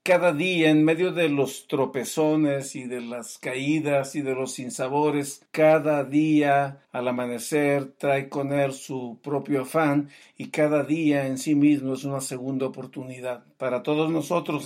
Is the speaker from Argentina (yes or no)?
no; Mexico; yo como mexicano